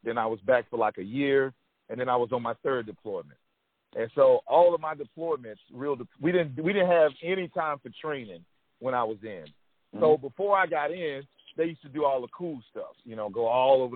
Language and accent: English; Texas, United States; I'm from Texas